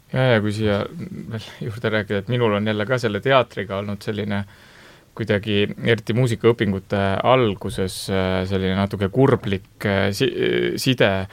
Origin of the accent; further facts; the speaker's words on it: Rapla, Rapla County, Estonia; ma ise olen pärit Raplast